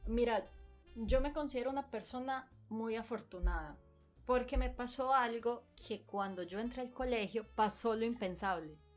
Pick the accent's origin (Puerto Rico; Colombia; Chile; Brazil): Colombia; Medellín, Antioquia; now in Japan; Yo soy de Medellín.